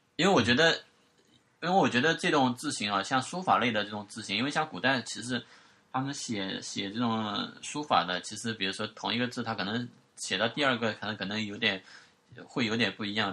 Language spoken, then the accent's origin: Chinese; China; accent: Wu; 我们方言的，就是那个， 那个吴语当中方言